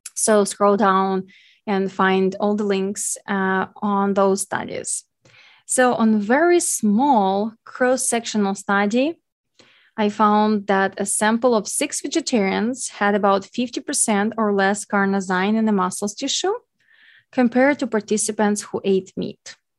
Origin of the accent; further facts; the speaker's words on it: Ukraine; English is a second language; as English being my second language, I am Ukrainian